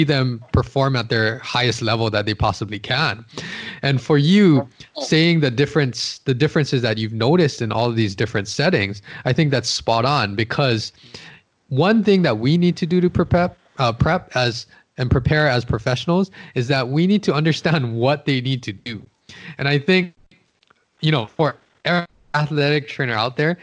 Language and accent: English; Hawaii, United States; I'm born and raised in Hawaii